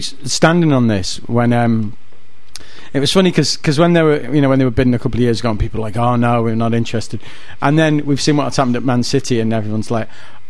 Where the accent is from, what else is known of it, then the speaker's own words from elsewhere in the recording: Isle of Man; I'm from the Isle of Man.